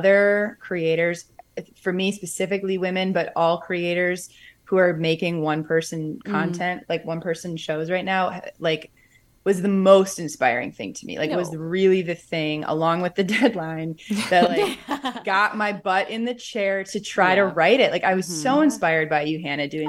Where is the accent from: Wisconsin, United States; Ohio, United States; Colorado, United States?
Wisconsin, United States; outside Milwaukee; now in Chicago, United States; I grew up outside Milwaukee